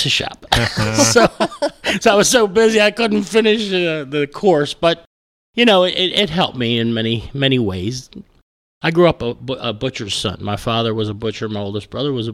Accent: Baltimore, Maryland, United States; also born or lived in Catonsville, Maryland; I grew up in Baltimore, just outside of Baltimore.

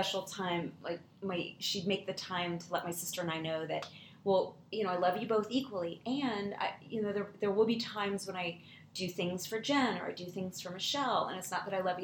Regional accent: Kansas City, Kansas, United States; I grew up in Kansas City

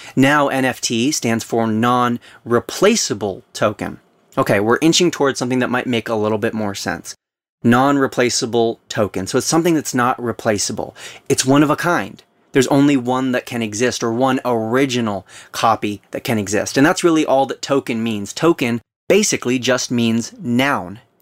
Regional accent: Southern California, United States; we were both born and raised in Southern California.

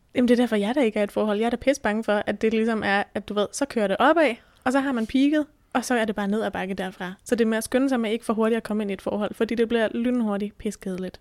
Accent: Bornholm, Capital Region of Denmark, Denmark; now in Thy, Denmark; er født og opvokset på Bornholm

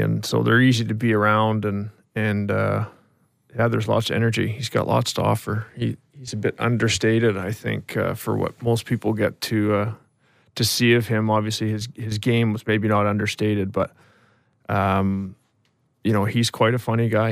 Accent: Ashcroft, British Columbia, Canada; also born or lived in Vernon, British Columbia; My dad worked for, uh, for Telus, or B C Tell at the time, and, and then ended up getting transferred to, uh, to Ashcroft

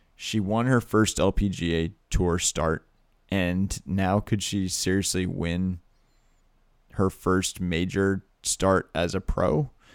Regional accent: Massachusetts, United States; I grew up in Massachusetts

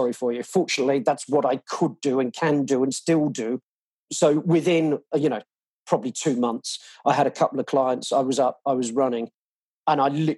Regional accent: England, United Kingdom; now in Australia; I'm obviously English.

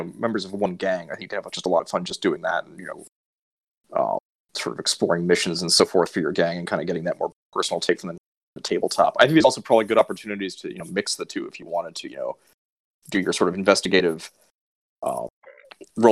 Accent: United States; being an American whose mother is English

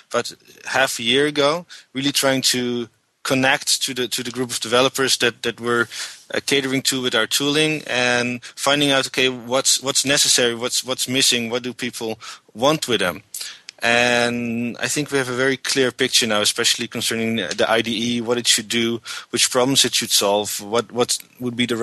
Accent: Haarlem, North Holland, Netherlands; We're both from the Netherlands. I was born in a town called Haarlem, which is about 8 kilometers from Amsterdam, and lived all my life in the Netherlands.

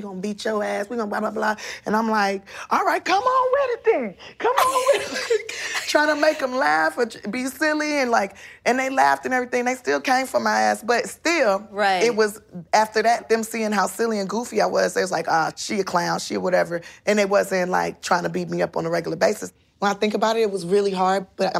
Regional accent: Los Angeles, California, United States; I'm from South Central Los Angeles, born and raised.

